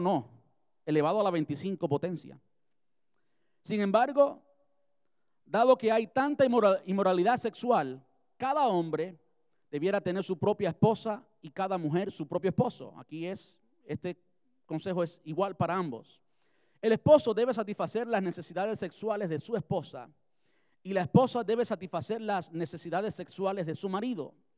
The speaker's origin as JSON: {"language": "Spanish", "country": "Cuba", "moved": "yes", "said": "Yo soy cubano"}